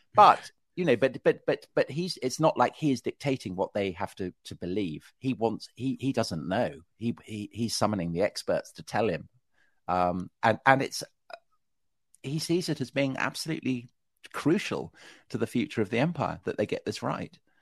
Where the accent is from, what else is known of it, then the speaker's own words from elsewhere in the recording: Salisbury, South West England, United Kingdom; I was raised outside Salisbury